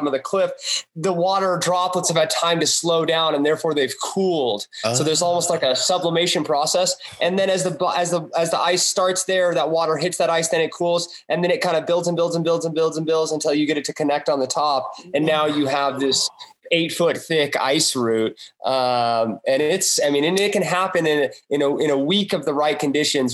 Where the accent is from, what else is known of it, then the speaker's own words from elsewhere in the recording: Ouray, Colorado, United States; I grew up here in Array